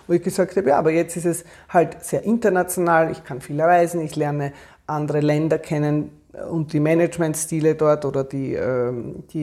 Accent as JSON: {"language": "German", "country": "Austria", "said": "Wir waren damals als Österreicher noch nicht bei der EU, also das war, war schwierig, auch ins Ausland zu kommen."}